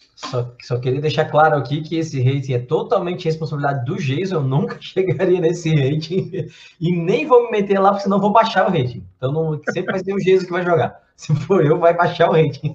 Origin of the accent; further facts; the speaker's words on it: Blumenau, Santa Catarina, Brazil; Blumenau, que é a cidade, minha cidade natal